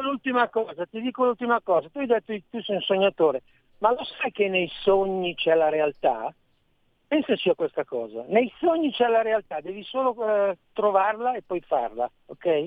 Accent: Bellusco, Lombardy, Italy; io sono brianzolo, nel cuore sono brianzolo

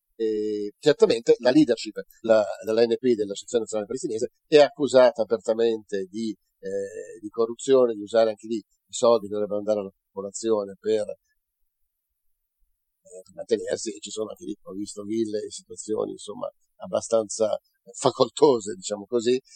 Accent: Italy; sono un cittadino italiano

